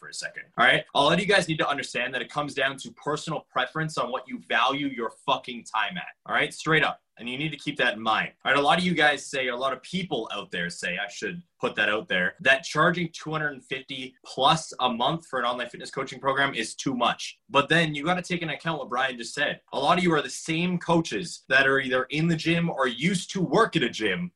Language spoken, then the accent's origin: English; Calgary, Alberta, Canada; we are from Calgary, Alberta, and there's a lot of people there